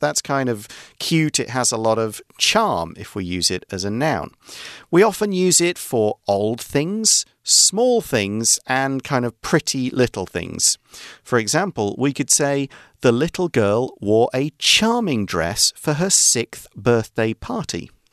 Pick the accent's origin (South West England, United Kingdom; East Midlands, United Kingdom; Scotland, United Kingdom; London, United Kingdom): East Midlands, United Kingdom; Nottingham; moved away; I come from Nottingham, a city in central England